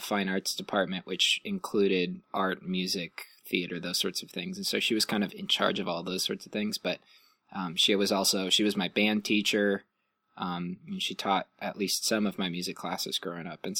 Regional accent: Illinois, United States; born there; also born or lived in Ohio; Um, I was originally from the East Coast. I was born in Illinois.

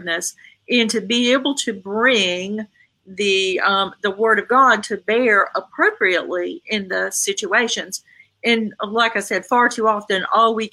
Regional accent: the South, United States; I'm from the South. You know, we say, yes, sir. We say, no, sir.

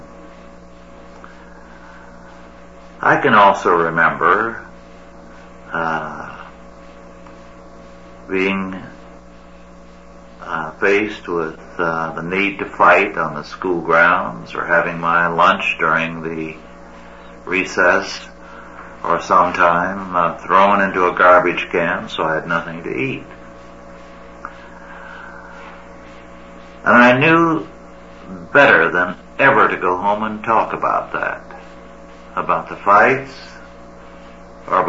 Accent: California, United States; also born or lived in New York; we moved from New York when I was 6 weeks old, settled in a California farming community

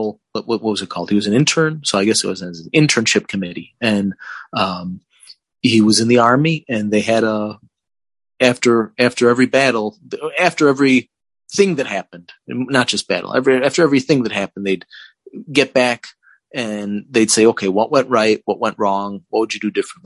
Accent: Chicago, Illinois, United States; I grew up on the South Side of Chicago in Chicago politics

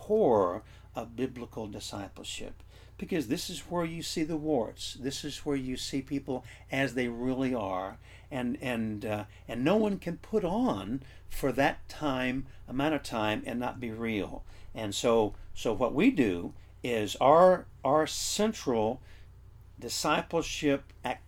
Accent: United States; as American Christians

